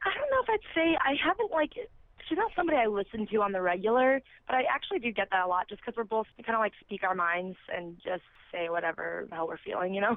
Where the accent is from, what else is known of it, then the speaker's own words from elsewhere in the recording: south suburbs of Chicago, Illinois, United States; also born or lived in Los Angeles, California; now in Arizona, United States; I'm from um, the south suburbs of Illinois, so that's where I grew up